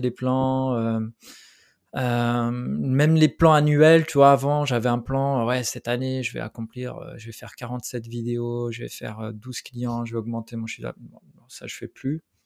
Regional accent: Switzerland; French is a second language; also born or lived in Portugal; je suis arrivé, j'avais 7 ans en Suisse. et puis, ça, a été particulièrement difficile parce que ben, cet âge-là, ben, je parlais pas français

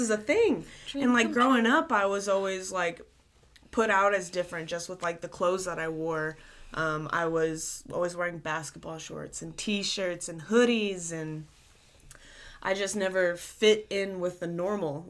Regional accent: the South, United States; growing up in the South, just the way that things are down here

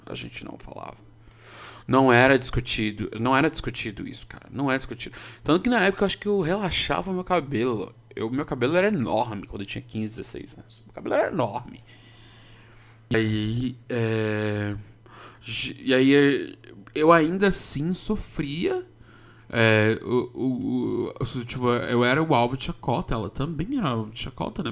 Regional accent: São Paulo, Brazil; eu sou paulistano desde que eu me conheço por gente

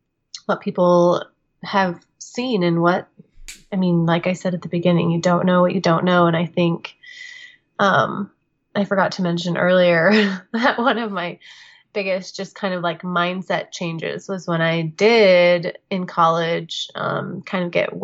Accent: Kansas, United States; I went to K-State, so okay. Kansas State University. So still in Kansas, but you know, a couple of hours away.

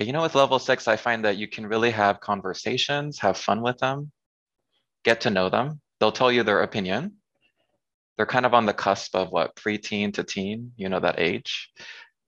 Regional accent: San Diego, California, United States; moved away as an adult; also born or lived in South Korea / France / Thailand / China; now in Washington, D.C., United States; I'm from San Diego, California. I currently live in Washington, D.C.

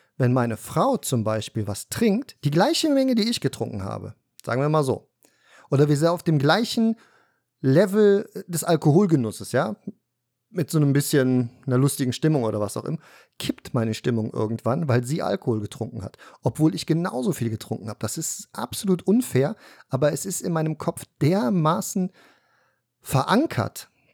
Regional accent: Cologne, North Rhine-Westphalia, Germany; Wir sind dann irgendwann aus Korweiler Nord nach Blumenberg umgezogen. In Köln, Kölner Norden, in eine Neubausiedlung, Eigentum.

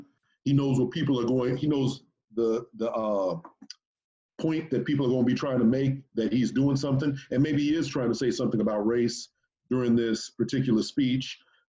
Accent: Texas, United States; I'm from Texas.

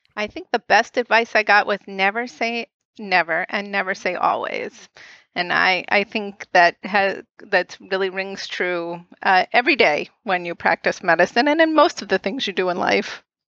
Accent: outside of Boston, Massachusetts, United States; I, I grew up right outside of Boston

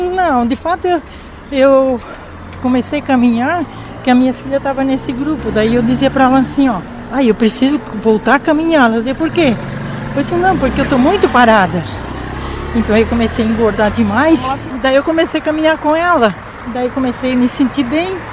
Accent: Orleans, Santa Catarina, Brazil; now in Joinville, Brazil; Eu sou natural de Orleans

